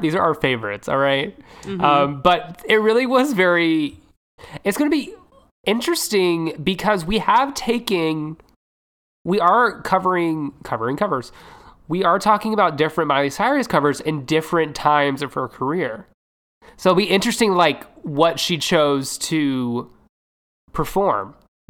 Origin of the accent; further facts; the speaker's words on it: Nashville, Tennessee, United States; You know what? I'm from Nashville. This is always the music I've always wanted to do.